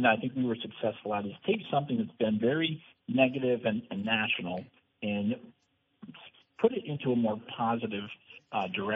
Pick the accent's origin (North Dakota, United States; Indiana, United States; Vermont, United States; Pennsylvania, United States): Vermont, United States; Brandon; my hometown of Brandon